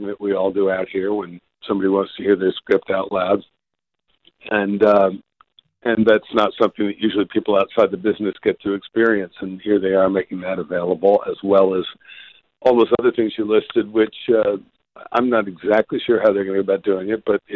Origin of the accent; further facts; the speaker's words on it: New Jersey, United States; moved away; New Jersey is my home state